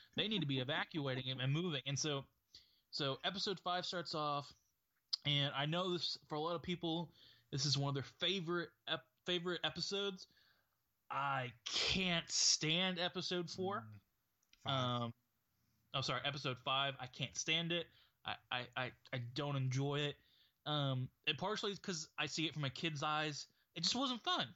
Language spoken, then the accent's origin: English; United States; as an American